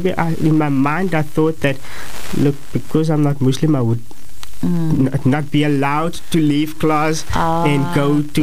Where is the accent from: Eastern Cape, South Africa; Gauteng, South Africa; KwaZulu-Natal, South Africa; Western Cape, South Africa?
Western Cape, South Africa; Atlantis; also born or lived in Claremont / Gugulethu / Athlone; I've always lived in Atlantis